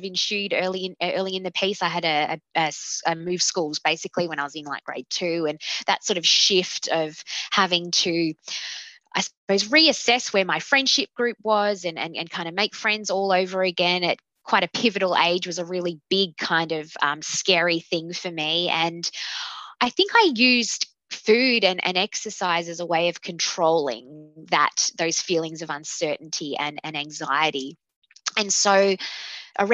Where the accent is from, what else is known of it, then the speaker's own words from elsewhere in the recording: Melbourne, Victoria, Australia; I am 31 years old, and I am from Melbourne, Victoria